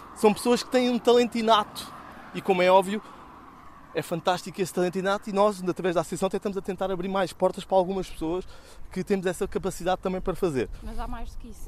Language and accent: Portuguese; Lisbon, Portugal; nós somos de Chelas com muito orgulho que é o nosso bairro